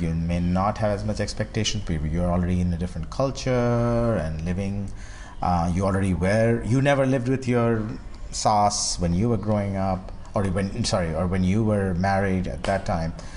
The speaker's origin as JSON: {"language": "English", "country": "India", "said": "I'm from India"}